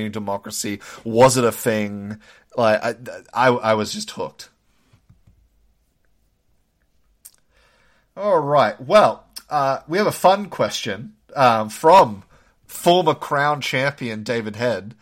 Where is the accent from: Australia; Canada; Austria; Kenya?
Australia; moved away as an adult; now in United States; being of Australian birth, we don't really learn a lot of American history in high school